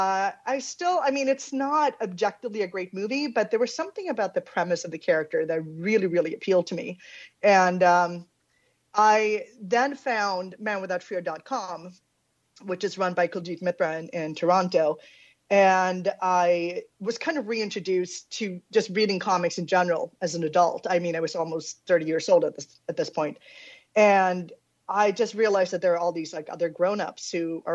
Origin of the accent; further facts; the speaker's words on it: Sweden; I'm Swedish, born and raised in Sweden